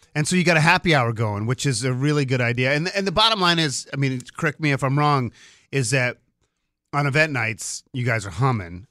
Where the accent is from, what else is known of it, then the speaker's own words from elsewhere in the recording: Boston, Massachusetts, United States; moved away; I'm from Boston